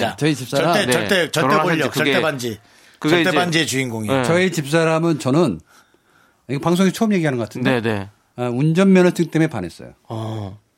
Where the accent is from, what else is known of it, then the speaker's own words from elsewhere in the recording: Namdo, South Korea; 저도 남도 쪽이라서